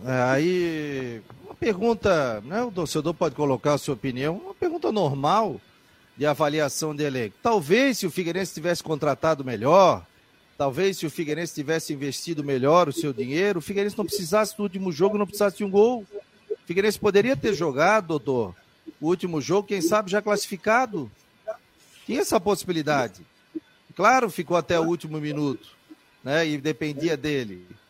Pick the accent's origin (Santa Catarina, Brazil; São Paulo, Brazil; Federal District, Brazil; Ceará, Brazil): Santa Catarina, Brazil; Florianópolis; Eu, como florianopolitano, eu sou de Floripa, eu sou da terra.